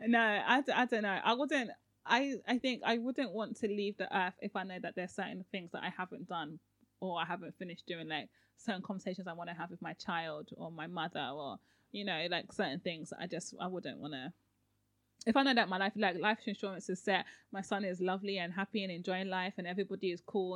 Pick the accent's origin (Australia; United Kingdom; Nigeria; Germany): Nigeria; I'm so Nigerian